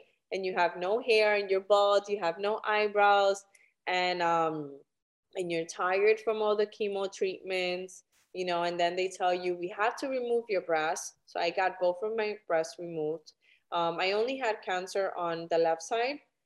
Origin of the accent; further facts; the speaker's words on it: New York City, New York, United States; I am originally from New York City